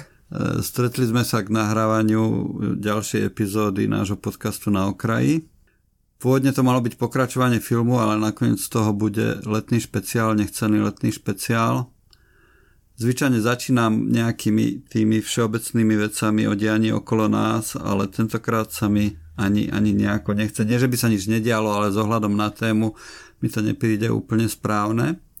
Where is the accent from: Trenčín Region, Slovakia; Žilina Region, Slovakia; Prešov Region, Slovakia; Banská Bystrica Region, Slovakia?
Trenčín Region, Slovakia; Nová Dubnica; keď som vyrastal v Novej Dubnici v paneláku na 7. poschodí